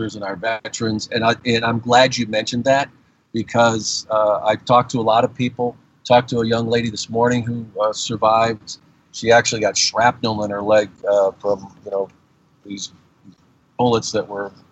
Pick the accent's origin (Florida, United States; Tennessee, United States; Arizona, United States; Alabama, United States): Arizona, United States; Tucson; I'm from Tucson, Arizona, and that is about a 7-hour drive